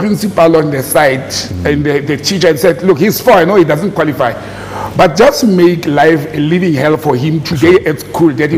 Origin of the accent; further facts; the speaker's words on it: Randfontein, Gauteng, South Africa; also born or lived in Krugersdorp (Mogale City); I grew up in Randfontein